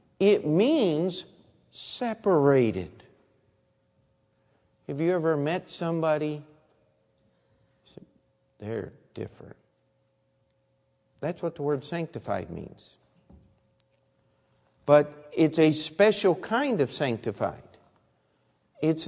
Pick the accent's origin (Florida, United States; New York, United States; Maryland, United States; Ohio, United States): Maryland, United States; Baltimore; I was born in Baltimore